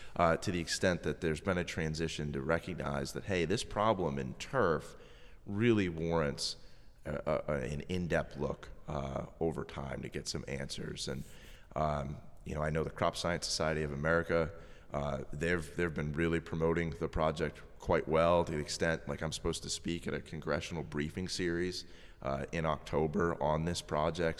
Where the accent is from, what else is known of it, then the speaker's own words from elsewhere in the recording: Massachusetts, United States; moved away; I'm originally from Massachusetts.